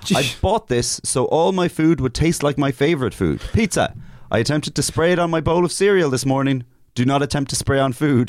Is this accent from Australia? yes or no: no; Ireland; I'm putting Irish people down as this is what tourists think of us.